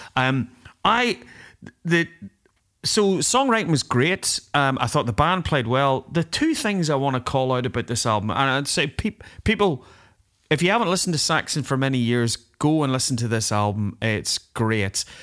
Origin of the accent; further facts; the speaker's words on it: Northern Ireland, United Kingdom; accent: Northern Ireland; I put on my Northern Ireland accent a bit